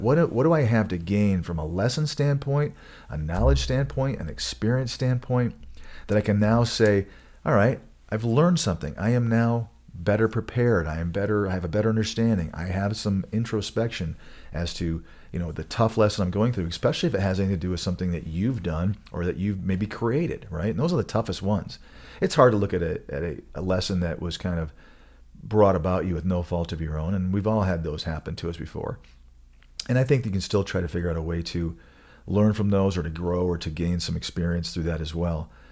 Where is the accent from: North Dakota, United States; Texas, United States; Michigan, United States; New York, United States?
Michigan, United States; now in Colorado, United States; I grew up in Michigan